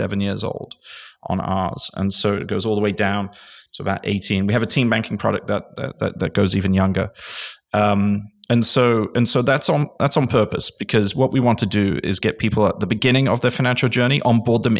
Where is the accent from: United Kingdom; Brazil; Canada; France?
United Kingdom; England; moved away as an adult; now in United States; I'm English. I came from England.